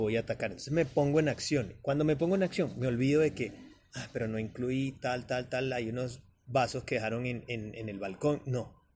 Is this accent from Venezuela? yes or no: yes; Venezuela; moved away as an adult; also born or lived in Bogotá, Colombia; now in Medellín, Colombia; soy venezolano, con ya casi 12 años viviendo continuos acá en Colombia